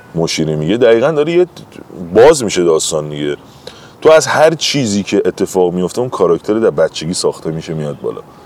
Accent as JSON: {"language": "Persian", "town": "Tehran", "region": "Tehran Province", "country": "Iran", "tie": "born or raised there", "said": "کل زندگیمو پایین شهر تهران زندگی کردم بالا شهر نبودم مثلا همش منطقه شرق و جنوب و اینا زندگی کردم و اینا اصلا بچه اونجا هم خودم اصلا بیمارستان مهدیه تو شوش به دنیا اومدم"}